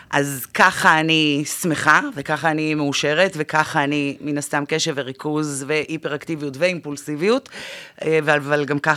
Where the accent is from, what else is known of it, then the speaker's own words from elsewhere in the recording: the Krayot, Haifa District, Israel; moved away as an adult; now in Tel Aviv, Israel; אני מהקריות במקור הגעתי לתל אביב לפני שנה